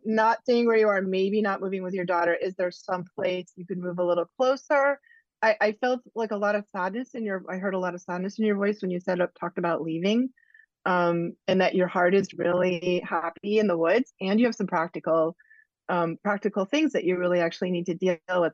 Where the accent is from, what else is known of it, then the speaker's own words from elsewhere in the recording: New England, United States; I'm from New England